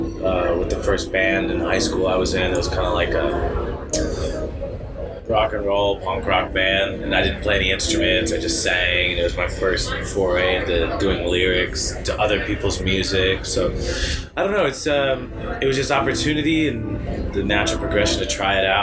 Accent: Chicago, Illinois, United States; the gospel churches I grew up around in Chicago

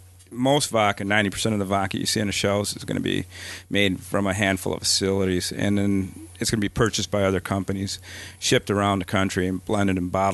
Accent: Wausau, Wisconsin, United States; moved away as an adult; also born or lived in Minnesota; I grew up in Wisconsin, but I was living in Minnesota at the time

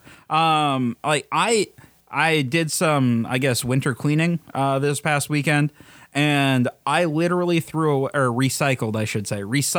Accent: South Dakota, United States; No, I'm from South Dakota.

